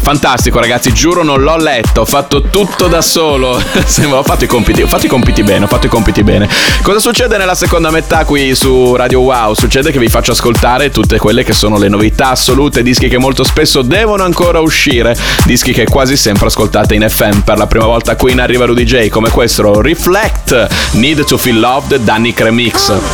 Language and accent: Italian; Bologna, Emilia-Romagna, Italy; io sono di Bologna